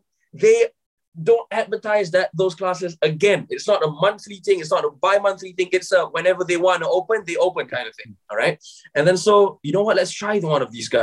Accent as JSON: {"language": "English", "country": "Malaysia", "moved": "yes", "lives_now": "United Kingdom", "said": "I'm originally from Malaysia, yeah. But right now I'm based in the UK."}